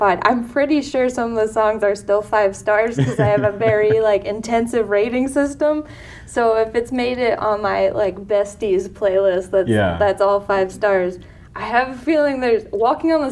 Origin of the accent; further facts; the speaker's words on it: East Coast, United States; growing up on the East Coast